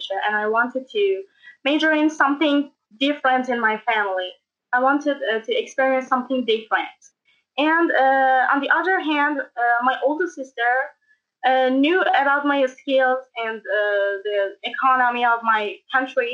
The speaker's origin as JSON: {"language": "English", "town": "Tehran", "region": "Tehran Province", "country": "Iran", "also_born_or_lived": "Karaj", "said": "from Iran, Tehran, and I'm 19 years old"}